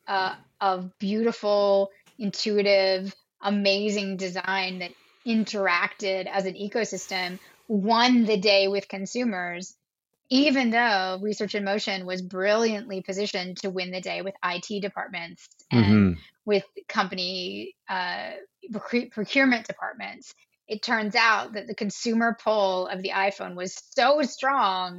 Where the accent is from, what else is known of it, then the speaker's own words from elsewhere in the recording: Canada; we're all Canadian